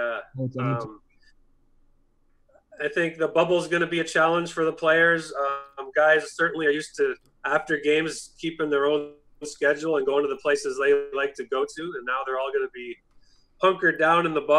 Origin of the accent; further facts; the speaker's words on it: Kitchener, Ontario, Canada; now in Waterloo, Canada; I grew up in Kitchener, Ontario